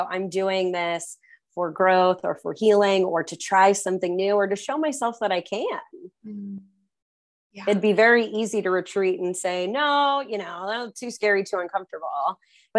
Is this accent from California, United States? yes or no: yes; California, United States; growing up in California